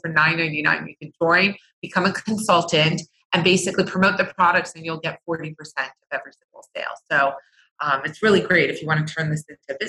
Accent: New Jersey, United States; now in Los Angeles, United States; I grew up in New Jersey, very, very humid summers. Now I'm in California

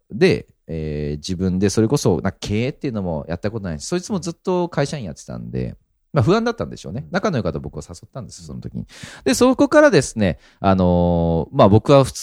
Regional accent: Yokohama, Kanagawa, Japan; accent: standard Japanese; moved away as an adult; also born or lived in Fukuoka; それこそ方言すごいんですよ。僕その横浜生まれなんで、その標準語がずっとあったんですけど

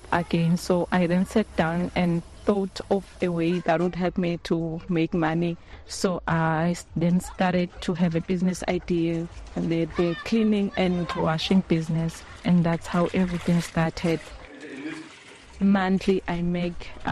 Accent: Lavumisa, Mbutu, Shiselweni, Eswatini; I'm from Lavo Mesa, from a place called Mbutu

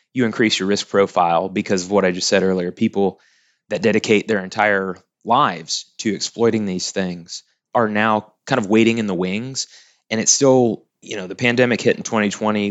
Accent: Tuttle, Oklahoma, United States; also born or lived in Norman, Oklahoma; grew up in Tuttle, Oklahoma

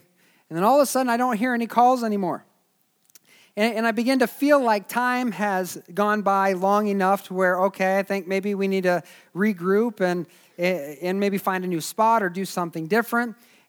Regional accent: Springfield, Missouri, United States; I grew up in Springfield, Missouri, and it was a college town.

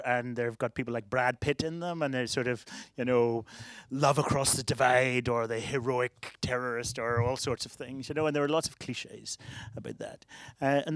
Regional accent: Belfast, Northern Ireland, United Kingdom; born or raised there; moved away

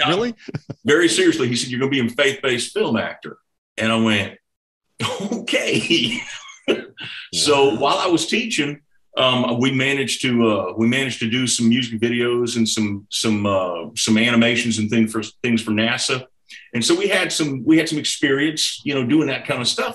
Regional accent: Houston, Texas, United States; now in Arkansas, United States; I grew up in Houston, Texas. I'm a Texan

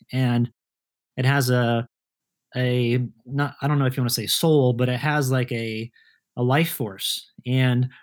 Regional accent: Kansas, United States; moved away as an adult; also born or lived in Colorado; two friends of mine that I grew up with in Kansas

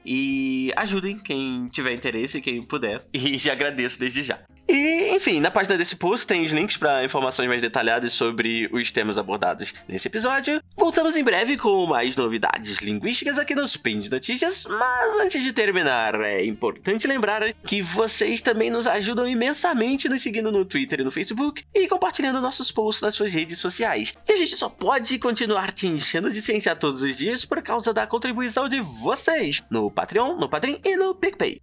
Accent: Brazil; essa é a nossa língua nativa aqui no Brasil

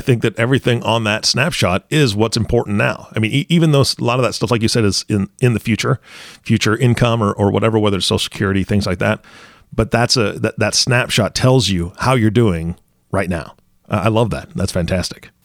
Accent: Washington, United States; I grew up in Washington State around water all the time

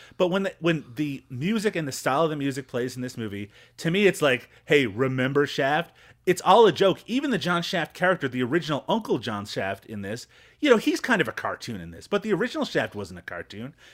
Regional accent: Newfoundland and Labrador, Canada; when I was growing up in Newfoundland

